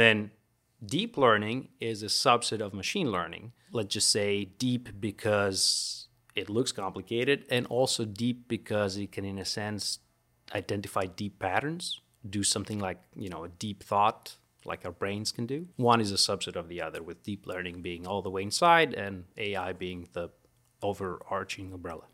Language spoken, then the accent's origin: English; Greece; moved away as an adult; also born or lived in Florida, United States; now in Baton Rouge, United States; I am from Greece